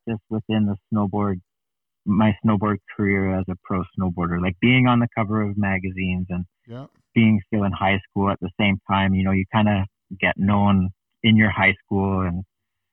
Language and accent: English; Canada; As a Canadian athlete